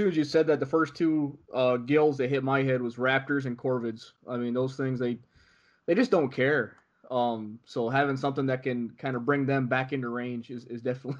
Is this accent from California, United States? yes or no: no; New York, United States; now in Arizona, United States; I grew up in New York State. You get some high winds coming off of Lake Ontario